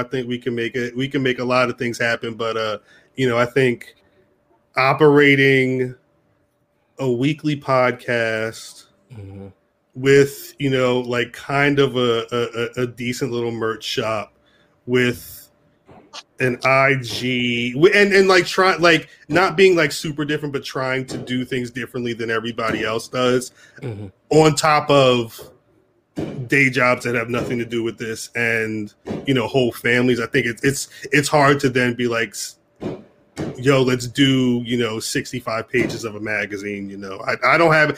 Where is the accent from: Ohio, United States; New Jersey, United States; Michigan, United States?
New Jersey, United States; I'm from Jersey